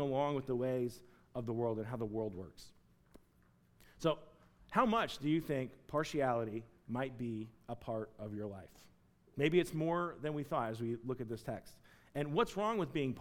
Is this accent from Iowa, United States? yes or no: no; Chattanooga, Tennessee, United States; moved away; I'm from Chattanooga, Tennessee